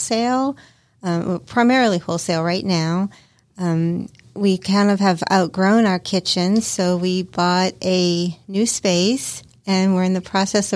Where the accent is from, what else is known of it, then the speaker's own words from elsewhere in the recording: New Orleans, Louisiana, United States; moved away; So I'm from New Orleans, and I come from a long family of chefs and cooks.